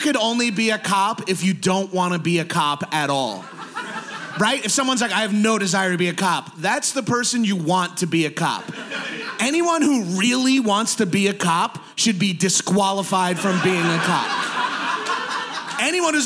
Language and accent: English; New York, United States; I'm from New York.